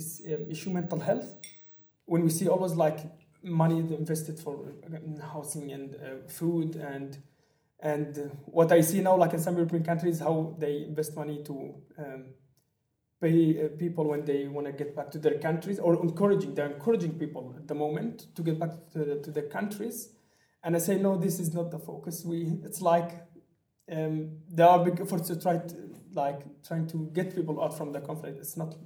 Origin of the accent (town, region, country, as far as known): Syria; English is a second language; moved away as an adult; also born or lived in Aleppo, Syria; now in Germany